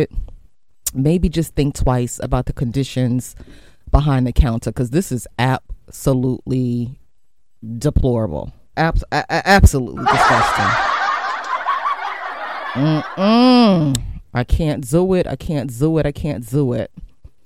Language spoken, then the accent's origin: English; New York City, New York, United States; I remember growing up in Queens, Left Rack City